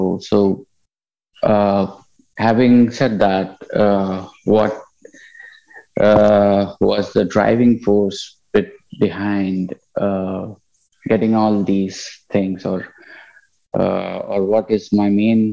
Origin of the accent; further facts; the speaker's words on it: India; moved away; also born or lived in United Kingdom; I'm originally from India.